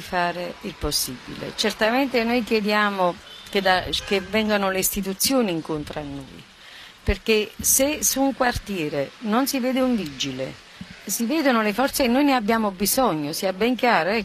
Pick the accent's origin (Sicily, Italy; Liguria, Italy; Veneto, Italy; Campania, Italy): Campania, Italy; Naples; sono napoletana e i miei figli napoletani